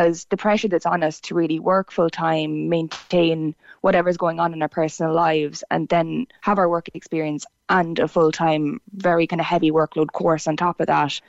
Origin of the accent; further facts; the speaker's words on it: Tipperary, Munster, Ireland; also born or lived in Cork; I'm from Tipperary originally